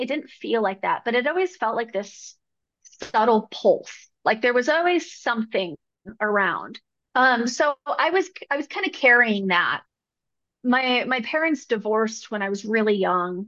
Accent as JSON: {"language": "English", "town": "Arcata", "region": "California", "country": "United States", "tie": "born or raised there", "also_born_or_lived": "New Mexico", "moved": "yes", "lives_now": "Denver, United States", "said": "I grew up in Northern California, up in the Redwoods near Oregon, little place called Arcata, California."}